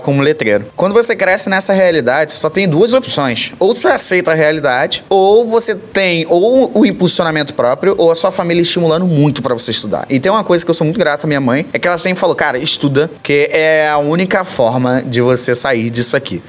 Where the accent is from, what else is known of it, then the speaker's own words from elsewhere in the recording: Santa Maria, Taquara, Rio de Janeiro, Brazil; Não nasci e cresci na Taquara, quem antes fosse. Foi no interior da Taquara, num lugar chamado Santa Maria